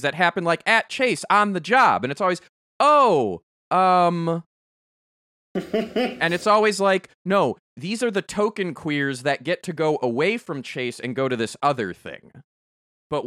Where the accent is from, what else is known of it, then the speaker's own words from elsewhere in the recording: Chicago, Illinois, United States; I grew up in Chicagoland area.